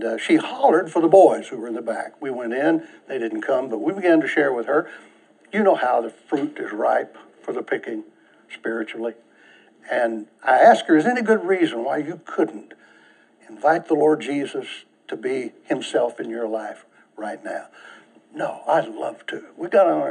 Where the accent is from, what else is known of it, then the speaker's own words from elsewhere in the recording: United States; the privilege of being an American